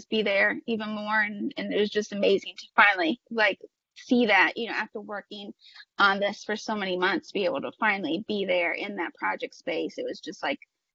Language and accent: English; Tipton, Indiana, United States; also born or lived in Sharpsville, Indiana; I'm from, like, a small farming community. It's very much like the main street in Tipton